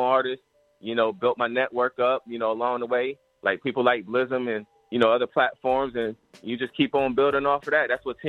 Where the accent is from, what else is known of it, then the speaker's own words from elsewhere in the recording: Fort Walton Beach, Florida, United States; also born or lived in Virginia; I'm from Panhandle, Florida, man. Fort Walton Beach, you know, Panama City, Pensacola, that whole 850. I'm repping all that. You know, I grew up in Bethlehem, VA.